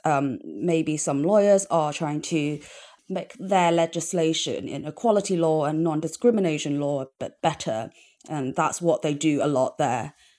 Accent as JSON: {"language": "English", "country": "Hong Kong", "tie": "born or raised there", "moved": "yes", "lives_now": "London, United Kingdom", "said": "growing up in Hong Kong"}